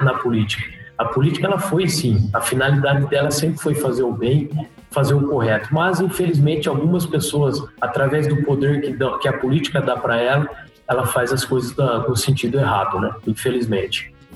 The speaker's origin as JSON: {"language": "Portuguese", "town": "Macatuba", "region": "São Paulo", "country": "Brazil", "tie": "born or raised there", "also_born_or_lived": "Lençóis Paulista", "said": "eu nasci, nasci na, em Lençóis Paulista, mas logo já, já fui para a usina São José, correto? Porque lá na usina São José eu morei é, mais ou menos 13, 14 anos da minha vida."}